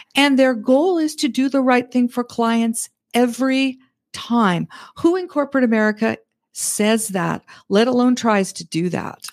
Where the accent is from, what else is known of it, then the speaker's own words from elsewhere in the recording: Red Deer, Alberta, Canada; moved away as an adult; also born or lived in Nebraska / California; now in Northwest Arkansas, United States; I was born and raised in Red Deer, Alberta, Canada